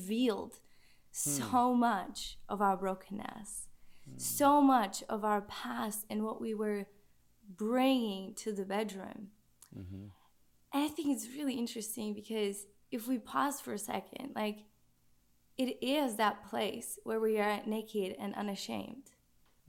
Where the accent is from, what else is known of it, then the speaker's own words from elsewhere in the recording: Czechia; accent: Czech; moved away; I'm from Czech Republic